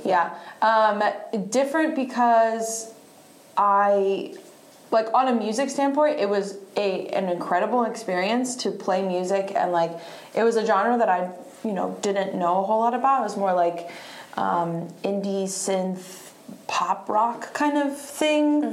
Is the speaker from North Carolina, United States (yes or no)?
yes; Statesville, North Carolina, United States; also born or lived in Bariloche, Argentina / Virginia / Charlotte; now in Raleigh, United States; went to middle school through high school uh, in this teeny tiny little town in western North Carolina called Statesville, North Carolina, Iredell County